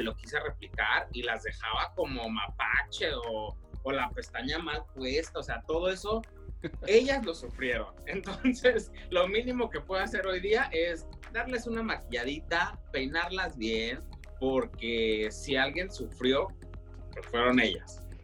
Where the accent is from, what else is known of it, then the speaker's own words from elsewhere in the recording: Woodland, California, United States; also born or lived in Hanford, California; a muy temprana edad mis padres decidieron venirse para el norte de California, aquí a Woodland